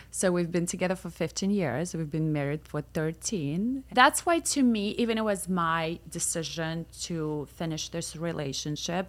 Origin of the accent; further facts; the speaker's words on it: Moscow, Russia; moved away as an adult; also born or lived in Milan / Newport Beach / Los Angeles; now in United States; I grew up in Moscow